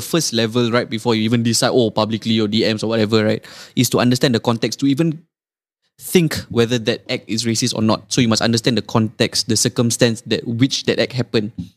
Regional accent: Singapore; I would introduce as Singaporean

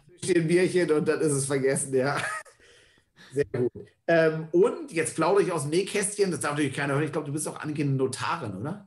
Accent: Northern Germany, Germany; ich bin auch aus Norddeutschland, kernig bis fest Norddeutsch

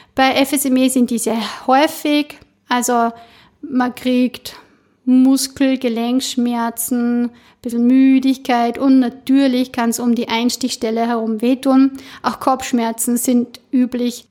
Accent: Styria, Austria; bei uns in der Steiermark

